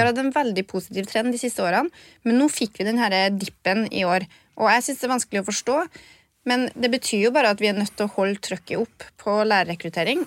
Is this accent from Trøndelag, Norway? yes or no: yes; Trøndelag, Norway; accent: Trønder; jeg kan snakke trønder